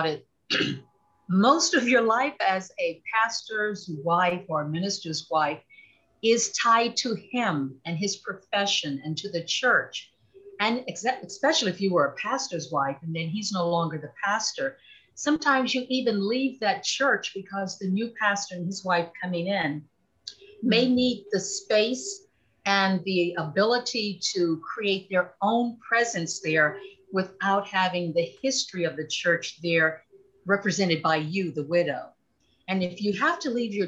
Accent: Houston, Texas, United States; I'm a native of Houston, Texas. So I'm a Texan

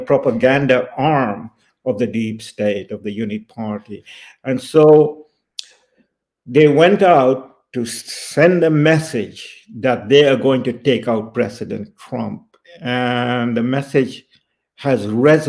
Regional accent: India; I was born in India in the 1950s.

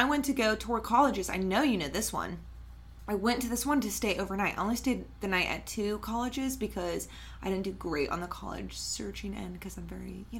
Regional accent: Preston County, West Virginia, United States; we're both from Preston County, West Virginia. Like, we're both from the same area.

